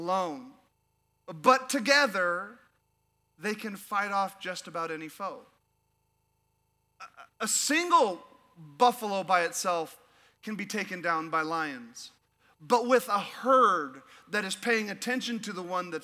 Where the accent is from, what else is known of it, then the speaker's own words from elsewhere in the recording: Alaska, United States; moved away as an adult; I'm from Alaska.